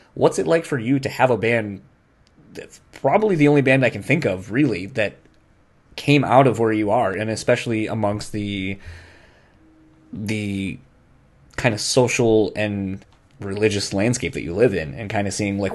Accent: Delaware, United States; I'm from Delaware

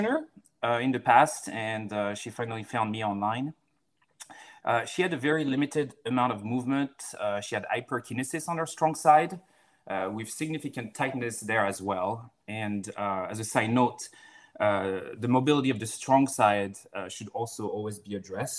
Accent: France; moved away as an adult; also born or lived in Florida, United States; now in Seattle, United States; I'm originally from France, and I went to PT school in the U.S., down in Florida, and ended up staying here

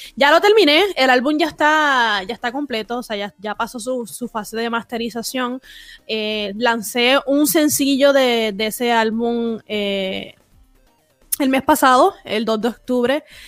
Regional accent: Puerto Rico; soy una boricua bien rara

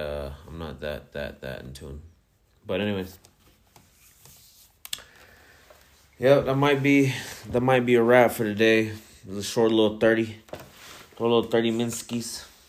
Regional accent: Ciudad Juarez, Chihuahua, Mexico; born there; I'm actually Mexicano. I was born in Ciudad Juarez, Chihuahua, Mexico, so I can't deny that I'm a Mexicano at heart.

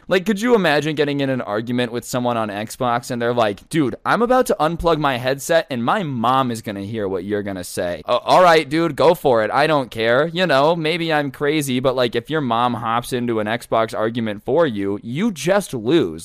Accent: United States; I'm American

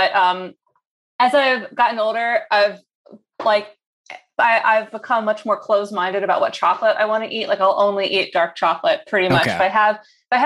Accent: New Jersey, United States; moved away as an adult; also born or lived in Baltimore, Maryland / Pennsylvania / New York; now in Los Angeles, United States; I was actually born in Baltimore, but I grew up in New Jersey

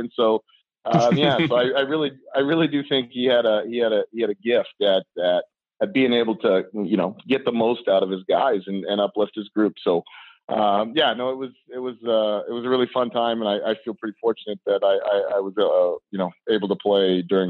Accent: Colton, Washington, United States; I'm from Colton, Washington

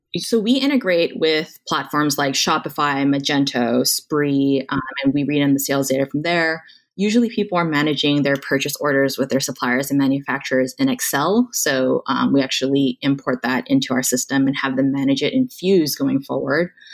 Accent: Honolulu, Hawaii, United States; moved away as an adult; also born or lived in Stanford, California; I was born and raised in Honolulu, Hawaii

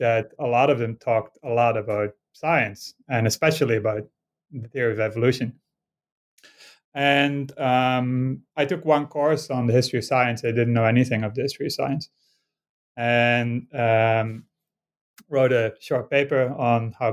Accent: Netherlands; moved away; I grew up in Holland and actually crossed the border every day to go to school in Belgium

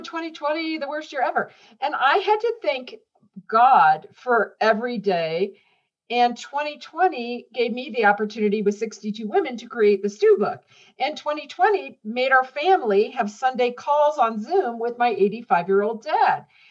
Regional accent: Indiana, United States; I grew up in Indiana

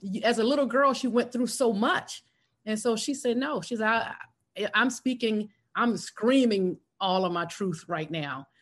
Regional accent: South Carolina, United States; born or raised there; moved away as an adult; now in Atlanta, United States

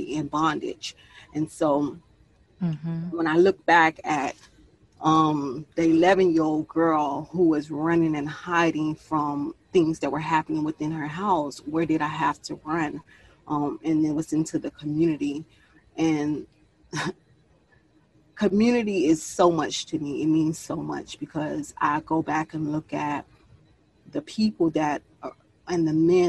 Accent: Miami, Florida, United States; Miami-Dade County, born and raised, the 305

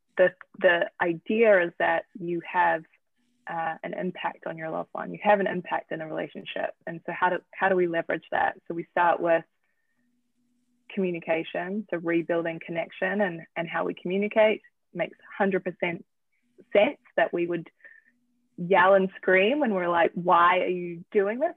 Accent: New Zealand; moved away as an adult; also born or lived in Manhattan; now in United States; I'm from New Zealand

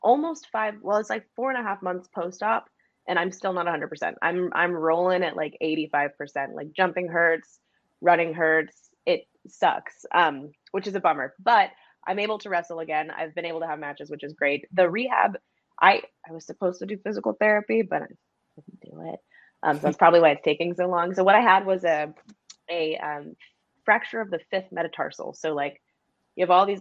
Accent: Seattle, Washington, United States; moved away; also born or lived in Alaska / Florida; I grew up in Seattle

